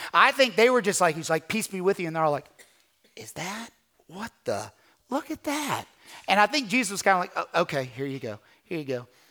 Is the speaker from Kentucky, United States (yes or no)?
yes; Kentucky, United States; moved away as an adult; also born or lived in California